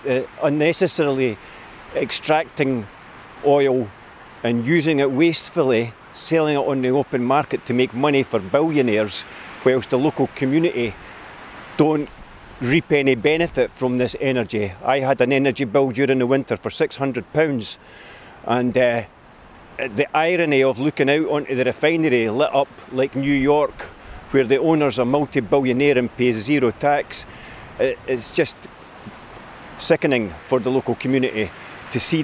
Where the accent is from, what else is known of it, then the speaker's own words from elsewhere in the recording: Grangemouth, Scotland, United Kingdom; I grew up in Grangemouth